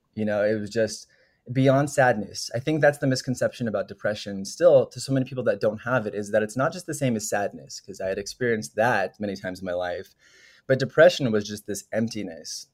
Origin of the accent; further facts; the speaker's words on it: Denver, Colorado, United States; moved away as an adult; also born or lived in New York; I'm from Denver, Colorado originally